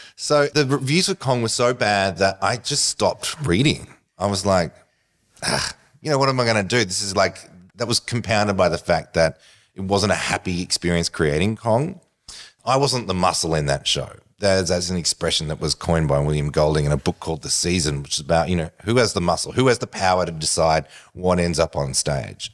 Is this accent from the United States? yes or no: no; Australia; as an Australian